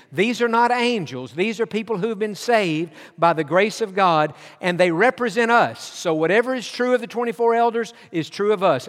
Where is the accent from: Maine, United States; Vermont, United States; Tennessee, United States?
Tennessee, United States; East; moved away; also born or lived in Georgia; I was born in Georgia, but my childhood years was, were spent in East Tennessee